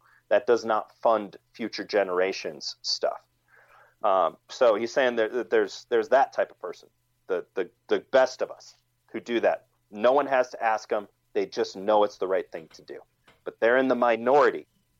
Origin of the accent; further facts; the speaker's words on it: Wisconsin, United States; He was from my home state of Wisconsin.